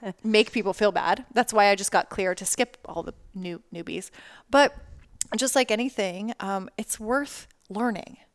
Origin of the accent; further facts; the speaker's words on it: Las Vegas, Nevada, United States; I grew up in Las Vegas, not like New York where they have subway.